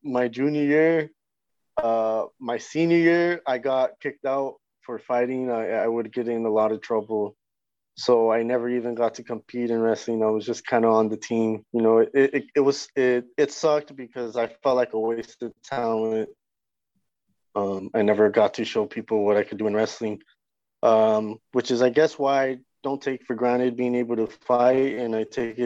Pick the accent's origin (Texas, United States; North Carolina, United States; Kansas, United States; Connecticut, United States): Texas, United States; El Paso; moved away; also born or lived in North Denver, Colorado; I'm from North Denver, but I grew up in El Paso, Texas